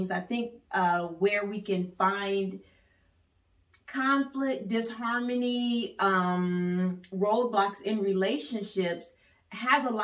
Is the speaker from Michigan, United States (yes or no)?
yes; Ypsilanti, Michigan, United States; I'm from Ypsilanti, Michigan. Mm. So we have a dialect that we brought to our relationship